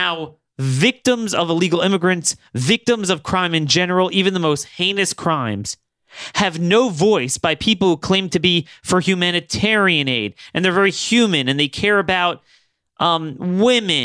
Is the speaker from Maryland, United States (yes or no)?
yes; Maryland, United States; in my home state of Maryland